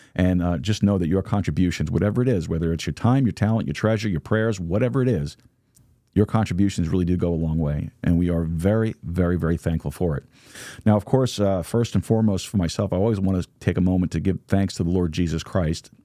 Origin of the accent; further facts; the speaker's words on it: New York, United States; now in Texas, United States; I am not a native Texan. I am from New York, but, uh, Texas is my home